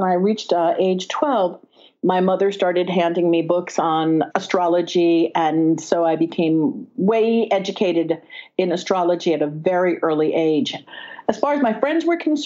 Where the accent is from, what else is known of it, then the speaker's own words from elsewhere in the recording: Bronxville, New York, United States; I was raised in Westchester, New York, in Bronxville